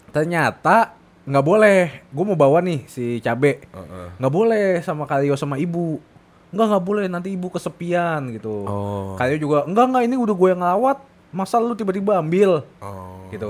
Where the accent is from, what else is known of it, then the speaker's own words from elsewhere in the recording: Indonesia; gue suka Jepang sama gue orang Indo, jadi harus dua-duanya.